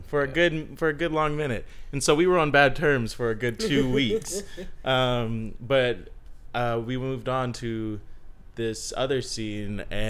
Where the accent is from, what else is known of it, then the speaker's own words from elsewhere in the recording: Texas, United States; moved away; we're from Texas